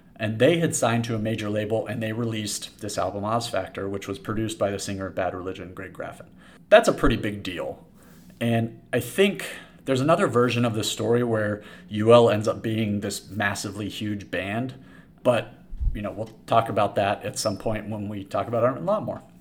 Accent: San Diego, California, United States; I grew up in San Diego. I went to Poway High School

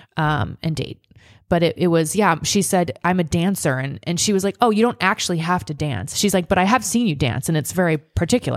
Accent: Nebraska, United States; moved away; my hometown is the Fourth of July capital of Nebraska.

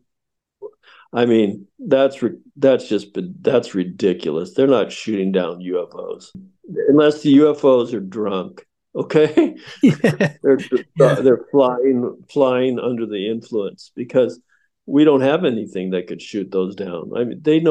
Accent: United States

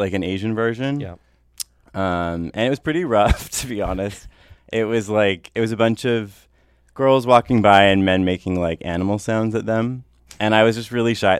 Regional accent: North Vancouver, British Columbia, Canada; I grew up in North

